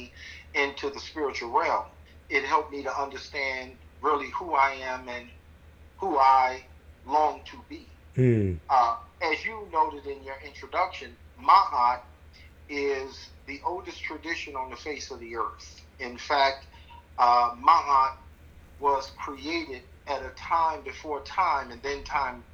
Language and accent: English; Chicago, Illinois, United States; I was born in 1960 in Chicago, Illinois